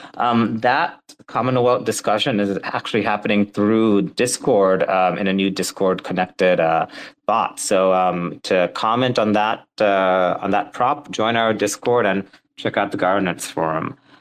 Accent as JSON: {"language": "English", "country": "Sri Lanka", "said": "I'm Sri Lankan"}